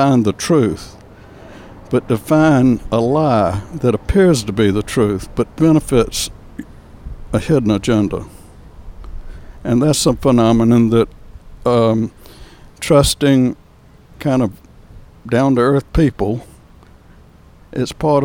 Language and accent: English; North Carolina, United States; moved away as an adult; also born or lived in Atlanta, Georgia / Miami, Florida; now in San Diego, United States; I was born on outside of Raleigh on a farm in North Carolina. And I grew up in North Carolina on a little dairy farm